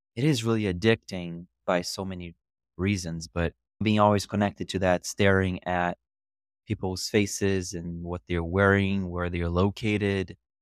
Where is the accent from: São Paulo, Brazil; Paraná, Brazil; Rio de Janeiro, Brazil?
Rio de Janeiro, Brazil; English is a second language; moved away as an adult; also born or lived in Scranton, Pennsylvania / Miami; now in New York City, United States; I grew up in Brazil, more specifically in Rio, and I lived there until I was twenty years old